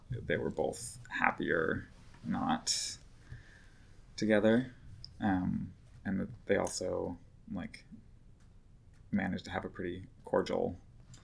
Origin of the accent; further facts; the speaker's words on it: Boston, Massachusetts, United States; moved away as an adult; also born or lived in Allston, Boston / Brookline, Massachusetts / Portland, Oregon; now in Brooklyn, United States; I grew up in Boston, Massachusetts